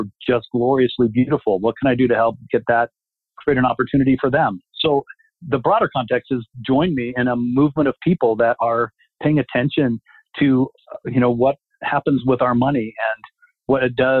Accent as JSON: {"language": "English", "town": "Littleton", "country": "United States", "tie": "born or raised there", "said": "I grew up in Littleton in a very monocultural model"}